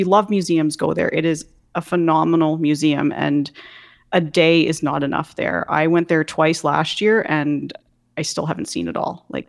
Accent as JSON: {"language": "English", "town": "Goderich", "region": "Ontario", "country": "Canada", "tie": "born or raised there", "said": "My hometown of Goderich is directly across the lake from Michigan"}